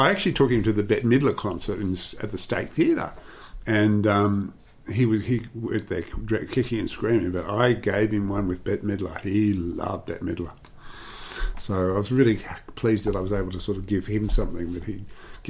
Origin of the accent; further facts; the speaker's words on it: Sydney, New South Wales, Australia; also born or lived in Darlinghurst, Sydney; we moved there, and so I was brought up in Bondi.